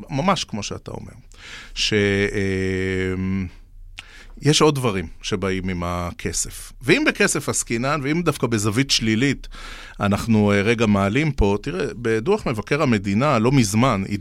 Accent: Beersheba, Southern District, Israel; שגור בילדותי, גדלתי בבאר שבע.

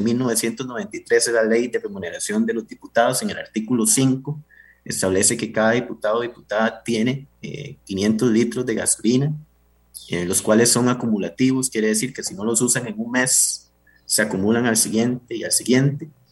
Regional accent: Pérez Zeledón, San José, Costa Rica; Yo vengo de Pérez, Y, la región Brunca

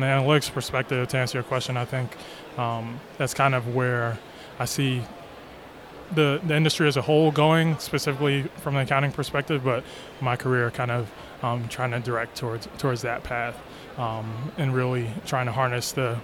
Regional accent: New York, United States; I'm from New York

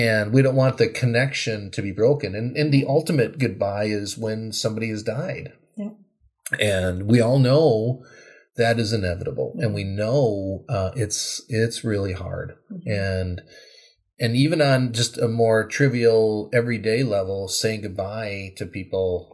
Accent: Wisconsin, United States; now in Minnesota, United States; I grew up in Wisconsin, not too different from here

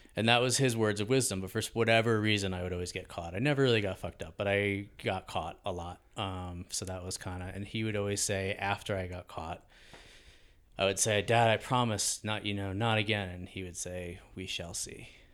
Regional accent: Hastings-on-Hudson, New York, United States; born or raised there

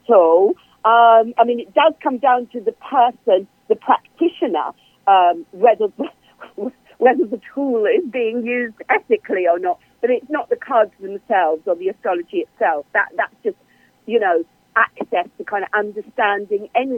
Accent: England, United Kingdom; also born or lived in Cambridge, United Kingdom; I'm English. I'm here in Cambridge, UK

